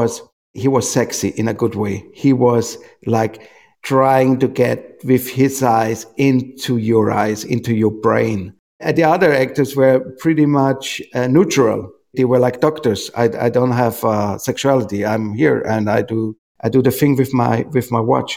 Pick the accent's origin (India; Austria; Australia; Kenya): Austria; I come from Austria.